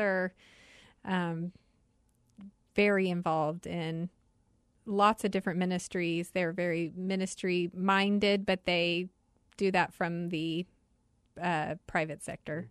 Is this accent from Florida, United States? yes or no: no; Wichita, Kansas, United States; also born or lived in Washington, D.C.; now in Arizona, United States; I am originally from Wichita, Kansas. My whole family's in Overland Park, Kansas now, but I am a Kansas girl.